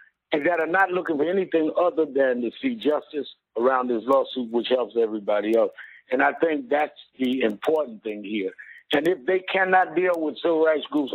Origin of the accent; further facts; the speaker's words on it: New York City, New York, United States; I grew up in Brownsville, a little before him